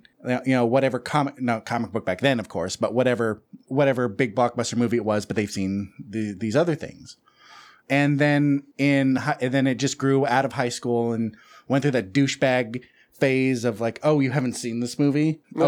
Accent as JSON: {"language": "English", "area": "Watsonville / Santa Cruz area", "region": "California", "country": "United States", "tie": "born or raised there", "said": "that was recorded in my hometown."}